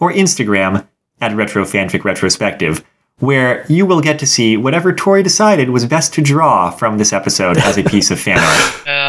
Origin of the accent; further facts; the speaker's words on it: United States; as an American